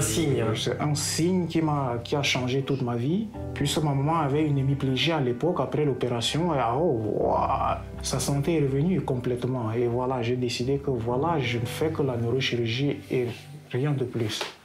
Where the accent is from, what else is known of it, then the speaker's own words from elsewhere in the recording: Cameroon; now in Tver, Russia; c'est mon pays natal